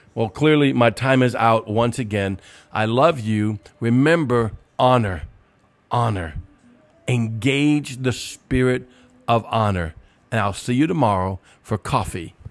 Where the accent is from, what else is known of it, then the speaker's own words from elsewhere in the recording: New Orleans, Louisiana, United States; I'm from New Orleans, Cajunsville